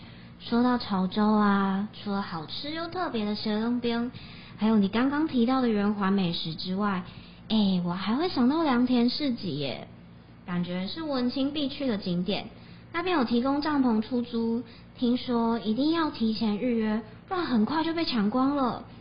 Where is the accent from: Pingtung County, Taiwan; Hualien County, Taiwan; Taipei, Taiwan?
Pingtung County, Taiwan; 他们的山形鸡蛋糕啊，是以我们家乡北大武山为雏形哦。